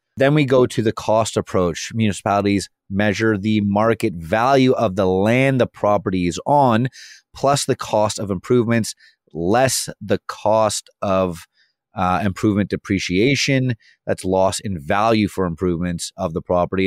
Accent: Vancouver, British Columbia, Canada; I'm also from Vancouver

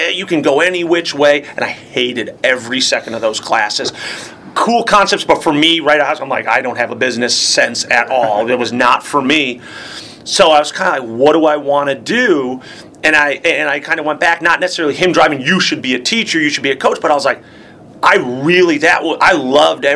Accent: Palatine, Illinois, United States; I say Palatine. They're like, no. I'm like, you heard of Schaumburg, where the big mall is? I grew up 5 minutes from there.

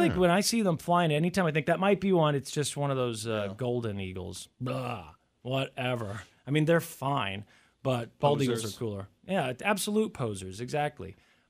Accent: United States; growing up in the United States

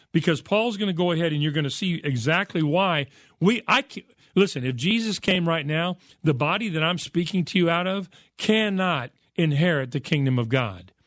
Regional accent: United States; I'm an American and I speak English

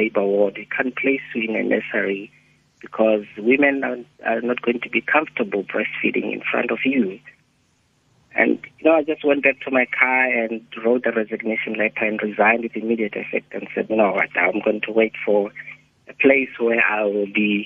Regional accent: Lesotho; moved away; I came from Lesotho then

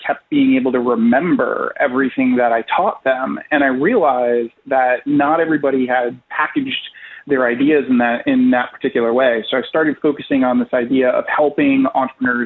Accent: Rhode Island, United States; now in New York, United States; I am originally from Rhode Island, and in Rhode Island, it's a very, very small state in the union, so everybody kind of knows everybody

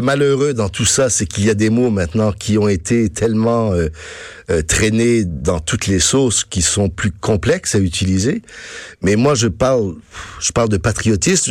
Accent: France; now in Quebec, Canada; je suis né en France, oui, mes parents étaient français

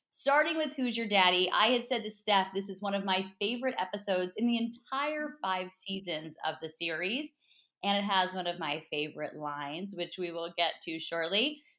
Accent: Texas, United States; accent: Texas; There's my Texas accent for everybody.

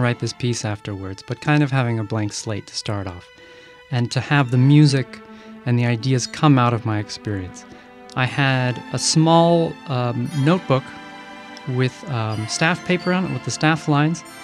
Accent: Massachusetts, United States; moved away as an adult; I grew up in Massachusetts

